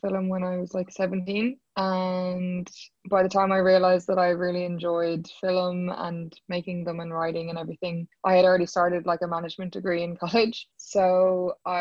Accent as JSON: {"language": "English", "town": "Dublin", "region": "Leinster", "country": "Ireland", "also_born_or_lived": "New York", "said": "I'm from Dublin"}